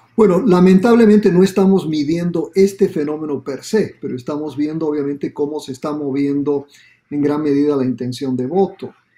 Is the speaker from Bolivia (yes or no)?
yes; Bolivia; now in Miami, United States; yo soy boliviano y en Bolivia decíamos